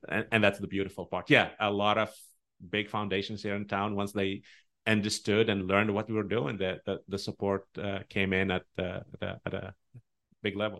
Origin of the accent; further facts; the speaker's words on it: Tunisia; English is a second language; moved away as an adult; also born or lived in Omaha, Nebraska; now in United States; I grew up in a Muslim country